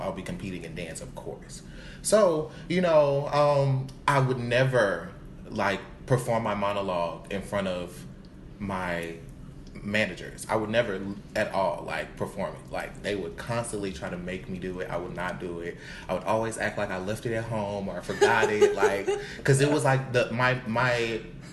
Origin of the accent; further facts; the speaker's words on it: Alexandria, Louisiana, United States; moved away as an adult; now in Houston, United States; I'm from Louisiana. A small town, Alexandria, Louisiana.